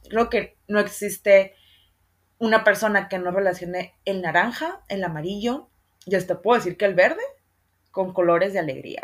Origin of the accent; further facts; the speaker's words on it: Sonora, Mexico; yo soy de Sonora y en Sonora la capirotada es, una, es un postre que se usa mucho acá